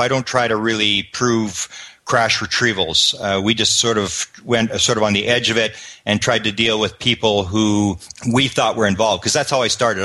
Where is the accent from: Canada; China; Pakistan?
Canada; I come from Canada